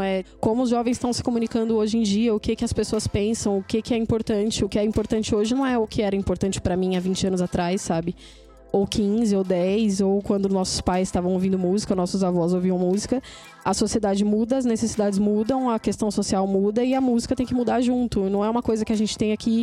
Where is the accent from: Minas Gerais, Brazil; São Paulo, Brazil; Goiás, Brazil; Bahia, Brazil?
São Paulo, Brazil; sou da Zona Sul também